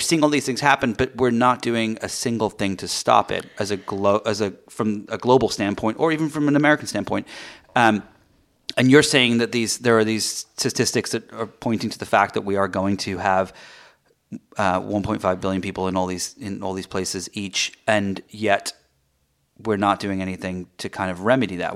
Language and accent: English; England, United Kingdom; moved away; I grew up in, um, in England